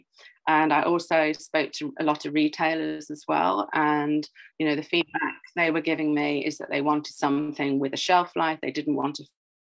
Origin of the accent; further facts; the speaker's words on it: Welsh, Wales, United Kingdom; I'm Welsh